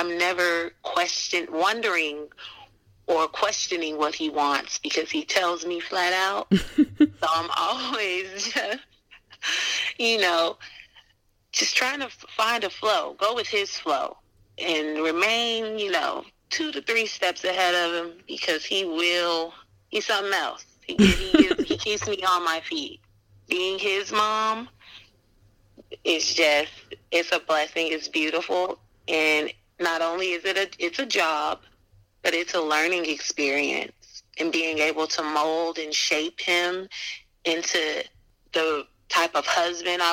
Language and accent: English; Pittsburg, California, United States; I am from Pittsburgh, California, born and raised